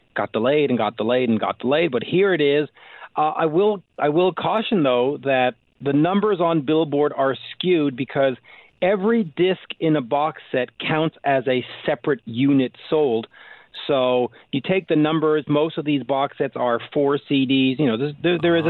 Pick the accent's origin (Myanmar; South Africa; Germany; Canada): Canada; as a Canadian myself